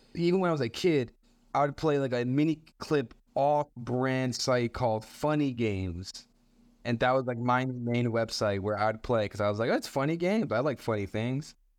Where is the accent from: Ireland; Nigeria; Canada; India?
Canada; Montreal, Quebec; I'm a comedian from Montreal. Uh, I was born here.